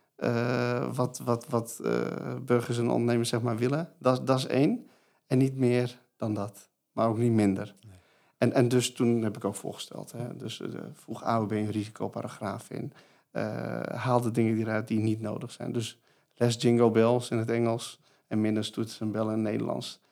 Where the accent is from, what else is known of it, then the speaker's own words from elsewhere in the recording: Iran; now in Netherlands; Ik kom natuurlijk uit het Midden-Oosten, Koerdisch stadje in Iran